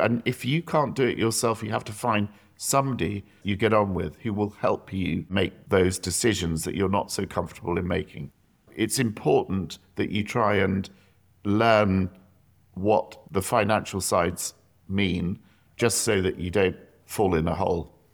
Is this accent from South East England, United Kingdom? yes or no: yes; South East England, United Kingdom; I grew up in the South